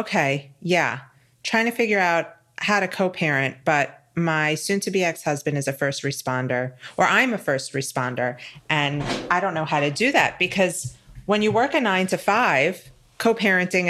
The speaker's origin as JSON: {"language": "English", "region": "New York", "country": "United States", "said": "I'm a New Yorker"}